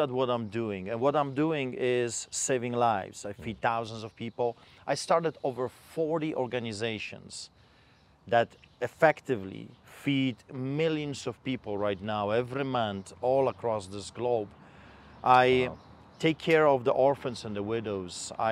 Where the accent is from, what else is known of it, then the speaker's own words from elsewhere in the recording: Poland; now in Calgary, Canada; I am a Polish immigrant. I grew up behind the Iron Curtain under the boots of the Soviets.